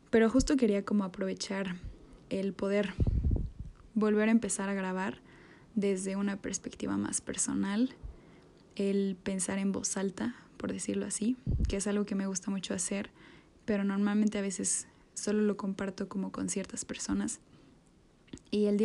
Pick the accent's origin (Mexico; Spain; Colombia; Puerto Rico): Mexico; como buenos mexicanos con mi salsa favorita